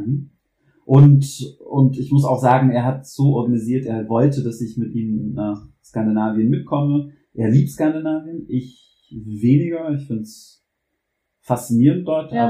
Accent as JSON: {"language": "German", "town": "New Orleans", "region": "Louisiana", "country": "United States", "also_born_or_lived": "Vietnam", "second_language": "German", "moved": "as an adult", "lives_now": "Switzerland", "said": "Ich komme auch nicht aus den USA, sondern ich komme aus einem der Vereinigten Staaten, und zwar Louisiana"}